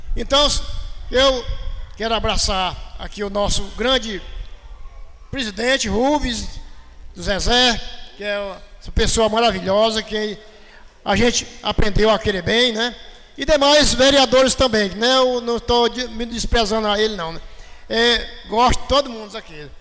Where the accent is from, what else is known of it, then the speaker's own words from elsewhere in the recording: Meruoca, Ceará, Brazil; also born or lived in Palestina, Meruoca; esse tempo que eu passei aqui junto com vocês, na infância